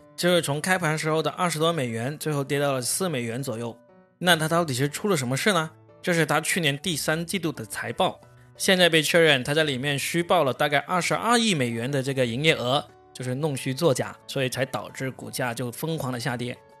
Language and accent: Chinese; China; 我们中国人